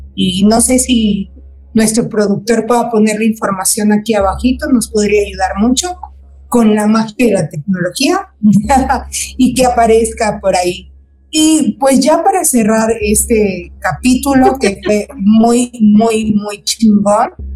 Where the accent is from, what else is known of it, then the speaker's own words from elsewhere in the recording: Mérida, Yucatán, Mexico; gente que somos igual acá de Mérida, porque yo soy de Mérida